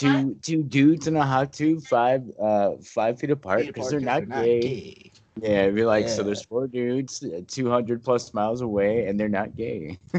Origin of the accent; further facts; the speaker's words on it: West Coast, United States; now in South Carolina, United States; I'm from the West Coast, and that's it to everybody. Like, yeah, I was born and raised in South Carolina.